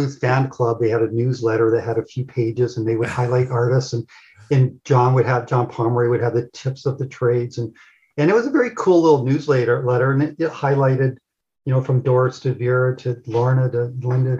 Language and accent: English; Toronto, Ontario, Canada; moved away as an adult; also born or lived in Los Angeles / Ireland; I was coming from Toronto area to LA.